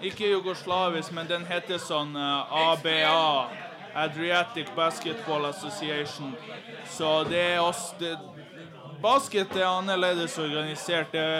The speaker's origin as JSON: {"language": "Norwegian", "country": "Serbia", "moved": "yes", "said": "når jeg var hjemme i Serbia"}